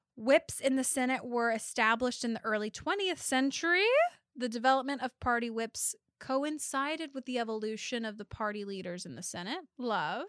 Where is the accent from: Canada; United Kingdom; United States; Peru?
United States; Louisiana; I was born in Louisiana.